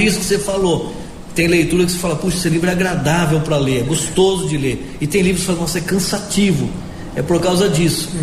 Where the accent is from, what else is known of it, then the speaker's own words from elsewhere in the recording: Piracicaba, São Paulo, Brazil; accent: caipira; moved away; Eu sou do interior do estado de São Paulo, sou de Piracicaba.